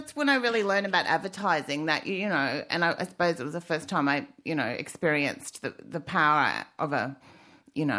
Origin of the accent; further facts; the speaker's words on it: Kingaroy, Queensland, Australia; moved away; I come from Queensland, but I don't mind because that's why I left. Yeah. I come from Kingaroy